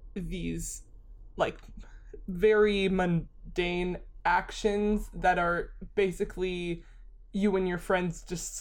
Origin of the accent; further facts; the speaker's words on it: Midwest, United States; I'm from the Midwest and I tie a lot of my identity to the Midwest